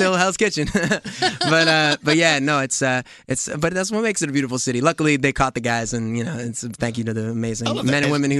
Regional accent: New York City, New York, United States; being a New Yorker

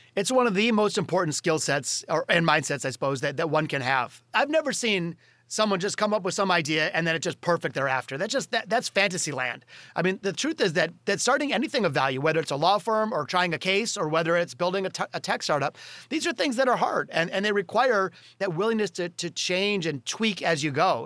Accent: Detroit, Michigan, United States; in Detroit, my hometown

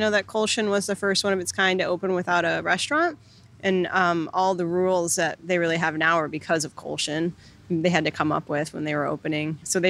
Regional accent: Illinois, United States; moved away as an adult; also born or lived in San Francisco / Seattle; now in Bellingham, United States; No, I am from Illinois.

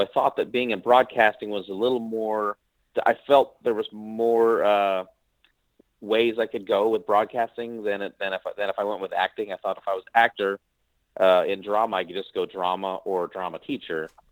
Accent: Missouri, Nebraska, United States; moved away; also born or lived in Philippines; My mom's from the Philippines. My dad is from Nebraska. So I lived most of, grew up most of the time in Missouri, Nebraska, around that area

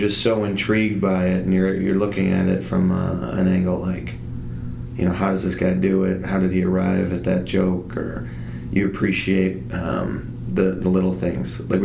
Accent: Chicago, Illinois, United States; I'm from Chicago. Grew up there. I'm still there.

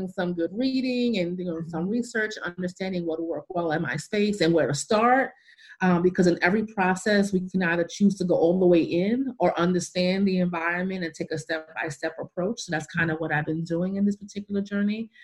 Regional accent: New York City, New York, United States; moved away; I'm a cityite. I'm from New York City, where the closest thing to a plant was my mother's plant garden in the window

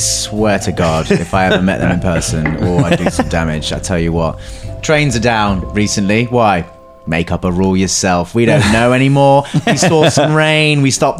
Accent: London, United Kingdom; oh hi, I'm from London, yeah, I moved out here, it was really nice.

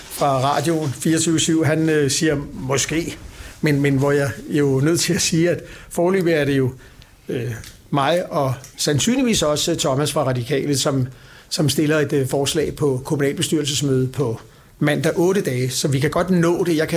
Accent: Copenhagen, Capital Region of Denmark, Denmark; Jeg er født på Plads på Vesterbro og vokset op på Nørrebro.

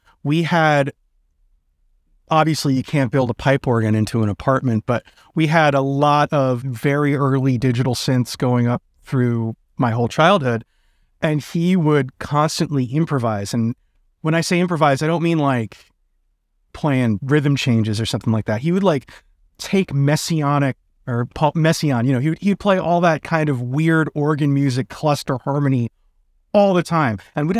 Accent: New York City, New York, United States; also born or lived in Brooklyn, New York / Baltimore; I grew up in Manhattan, New York.

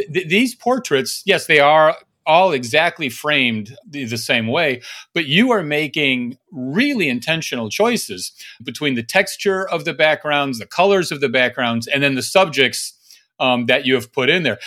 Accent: Fargo, North Dakota, United States; from Fargo, Max? Did you get anyone from my hometown?

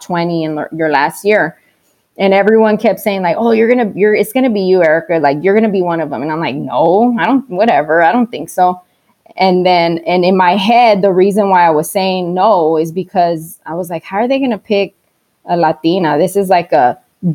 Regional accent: Texas, United States; moved away as an adult; now in Arizona, United States; I'm from Texas

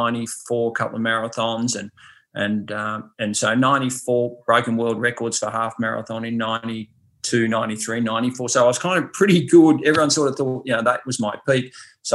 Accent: Ballarat, Victoria, Australia; I'm from Ballarat, which is pretty cold, obviously, in the winter

